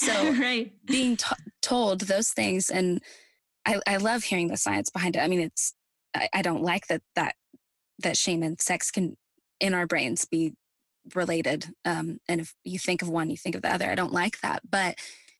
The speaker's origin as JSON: {"language": "English", "region": "Midwest", "country": "United States", "tie": "born or raised there", "moved": "as an adult", "lives_now": "Nashville, United States", "said": "I'm also from the Midwest like you are. And moving away to Nashville, 700 miles away"}